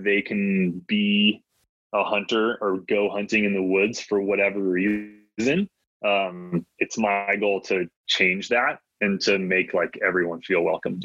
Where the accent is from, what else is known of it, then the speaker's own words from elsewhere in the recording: Michigan, United States; first language Latvian; English is a second language; I grew up in the Midwest in Michigan